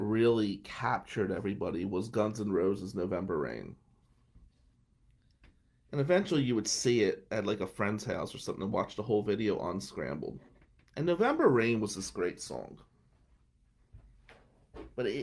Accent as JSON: {"language": "English", "town": "Atlantic City", "region": "New Jersey", "country": "United States", "tie": "born or raised there", "said": "where we grew up in Ducktown, Nicky Scarfo, who was a big mafia guy, that was Scarfo's area, Ducktown."}